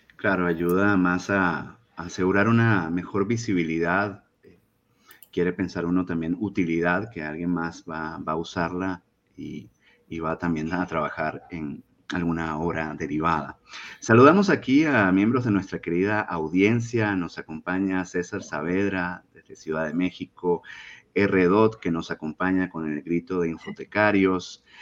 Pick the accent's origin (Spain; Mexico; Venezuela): Venezuela; moved away; somos tres venezolanos